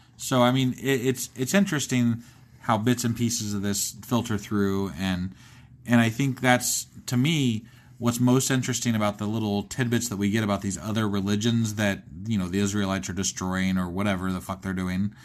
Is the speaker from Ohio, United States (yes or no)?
yes; Ohio, United States; I'm from Ohio